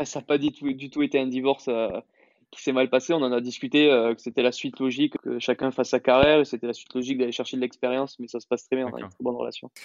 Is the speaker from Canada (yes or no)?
no; Toulouse, Occitania, France; moved away as an adult; now in Madrid, Spain; je suis toulousain d'origine